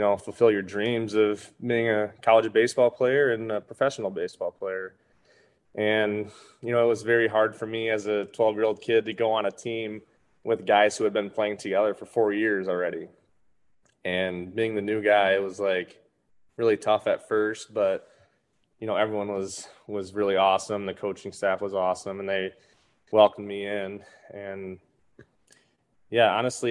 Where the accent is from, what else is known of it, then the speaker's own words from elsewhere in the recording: Saginaw, Michigan, United States; my hometown, Saginaw, Michigan.